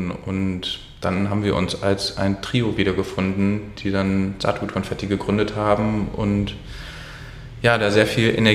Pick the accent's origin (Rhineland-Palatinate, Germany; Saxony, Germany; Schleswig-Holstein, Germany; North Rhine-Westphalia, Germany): North Rhine-Westphalia, Germany; also ich komme ursprünglich aus der Region um Köln